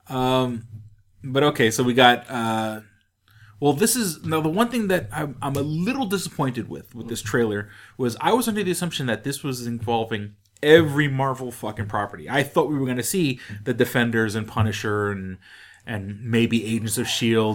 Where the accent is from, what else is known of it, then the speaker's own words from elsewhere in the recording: New York City, New York, United States; moved away; I'm disgustingly from New York City